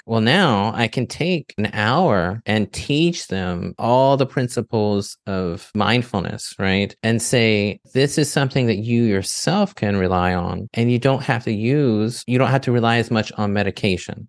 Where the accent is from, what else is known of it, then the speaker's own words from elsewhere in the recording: the South, United States; I grew up in the in the South where you eat mostly foods that are bland